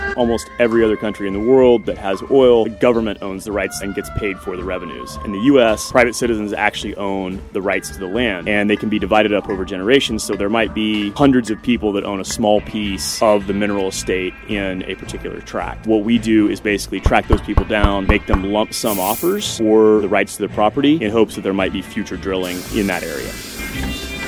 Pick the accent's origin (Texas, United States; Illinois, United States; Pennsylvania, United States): Texas, United States; moved away as an adult; I was moving back to, to my hometown in, in Texas